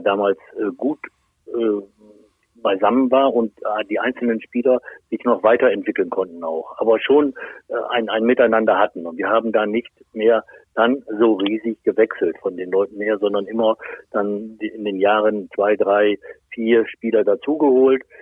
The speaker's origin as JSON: {"language": "German", "town": "Lohne", "region": "Lower Saxony", "country": "Germany", "said": "ich komme ja aus, aus Lohne, das ist nicht so weit weg von Osnabrück"}